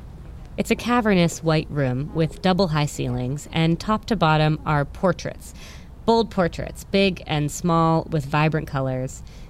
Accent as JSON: {"language": "English", "region": "New England", "country": "United States", "tie": "born or raised there", "also_born_or_lived": "London", "lives_now": "New York, United States", "said": "For instance, I live in New York. I grew up in New England. I have family in Greece and roots in Armenia. I've lived in London."}